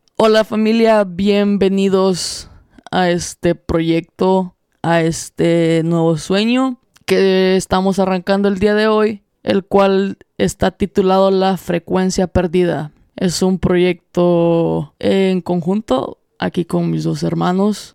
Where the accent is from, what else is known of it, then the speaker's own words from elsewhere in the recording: El Salvador; los tres somos salvadoreños